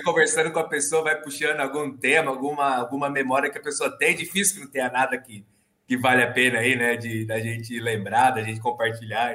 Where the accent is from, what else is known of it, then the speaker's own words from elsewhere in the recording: São Paulo, Brazil; eu nasci em São Paulo, né? Na capital, moro aqui em São Paulo até hoje